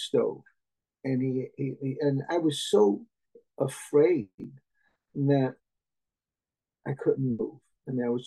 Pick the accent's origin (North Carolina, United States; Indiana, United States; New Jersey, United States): New Jersey, United States; Jersey City; I was born in 1950, so I grew up in Jersey City.